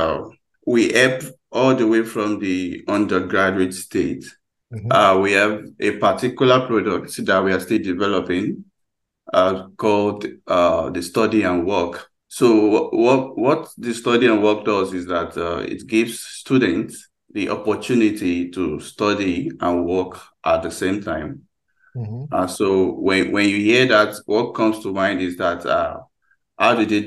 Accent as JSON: {"language": "English", "country": "Nigeria", "said": "from Nigeria"}